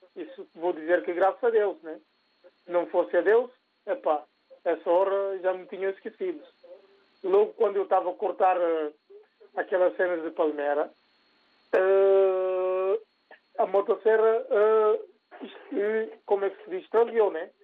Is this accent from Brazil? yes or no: no; Guinea-Bissau; now in Portugal; nós todos somos da Guiné-Bissau